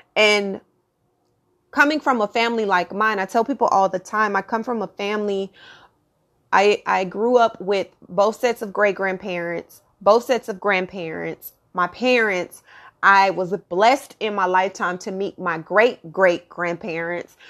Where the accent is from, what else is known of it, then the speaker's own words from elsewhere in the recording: Texas, United States; born and raised in Texas